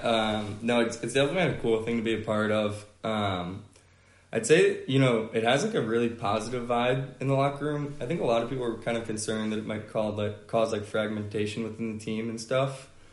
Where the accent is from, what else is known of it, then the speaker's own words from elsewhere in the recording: Atlanta, Georgia, United States; I'm from Atlanta, Georgia